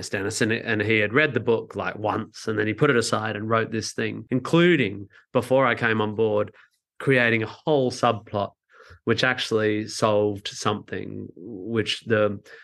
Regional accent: Australia; I'm from Australia

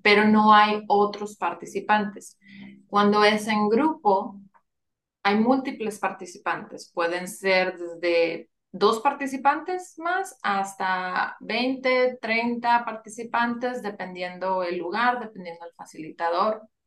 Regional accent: Monterrey, Nuevo León, Mexico; moved away as an adult; now in San Antonio, United States; Yo nací en Monterrey y actualmente vivo en San Antonio, Texas. Ya tengo más de 20 años viviendo aquí.

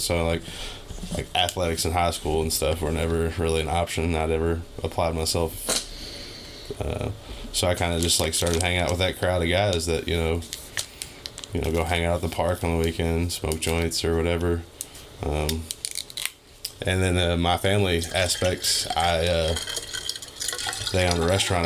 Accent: Louisville, Kentucky, United States; I've been in Louisville, Kentucky, my whole life, pretty much the J Town, Fern Creek, Hikes Point area. I've had like two houses growing up

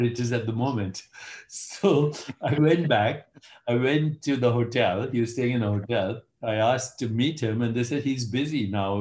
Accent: India; moved away; I'm Indian

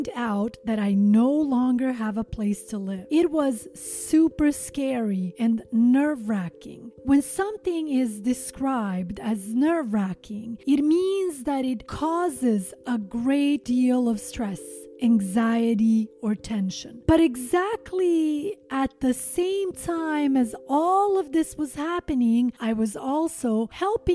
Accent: Montenegro; my home country, Montenegro

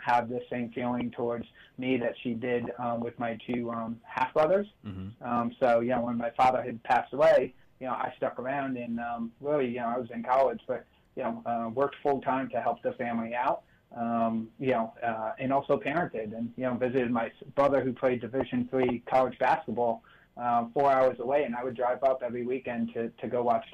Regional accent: United States; I grew up right outside New York City

